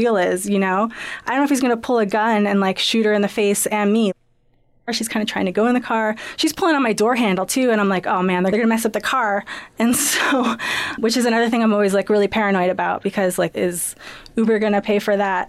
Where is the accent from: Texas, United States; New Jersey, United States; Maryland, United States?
New Jersey, United States; Princeton; I grew up in Princeton